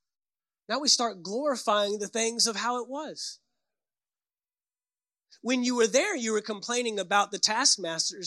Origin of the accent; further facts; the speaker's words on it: Fort Worth, Texas, United States; I grew up in Fort Worth, Texas